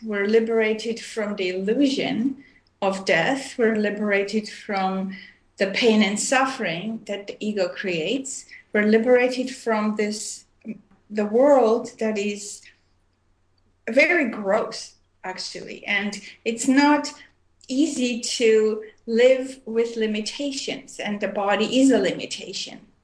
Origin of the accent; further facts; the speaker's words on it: Armenia; also born or lived in Montreal, Canada / Oregon, United States / India; now in Vancouver, Canada; I was born in Armenia, which is uh, part of used to be part of USSR, and I left in 1976, and I moved to uh, Montreal, Canada, and I lived there for many years